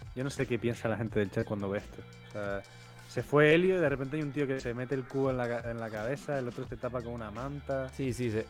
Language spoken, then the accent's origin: Spanish; Cuba; moved away; de pequeño en Cuba